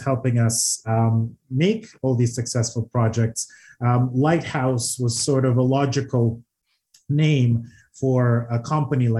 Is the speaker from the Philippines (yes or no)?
no; Odesa, Odesa Oblast, Ukraine; now in Toronto, Canada; Odessa, Ukraine, a wonderful city on the Black Sea